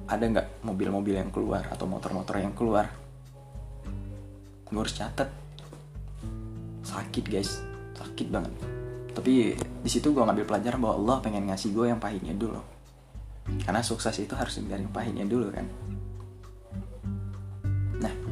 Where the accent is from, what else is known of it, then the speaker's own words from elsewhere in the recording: Medan, North Sumatra, Indonesia; moved away as an adult; now in Jakarta, Indonesia; dan kalian harus tahu gue ini asli Medan gitu gue asli Medan tamatan SMA pula nah jadi pada saat gue datang ke Jakarta gue cuma punya tekad kuat bahwa gue harus bisa sukses di kota ini